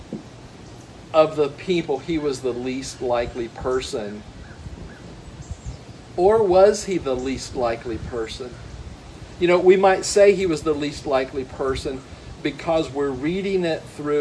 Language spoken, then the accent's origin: English; Ohio, United States; I grew up around Ohio